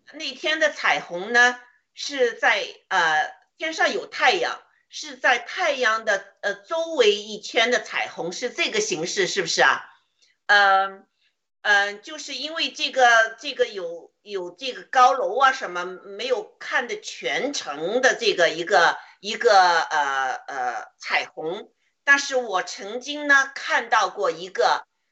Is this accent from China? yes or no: yes; China; 我们中国人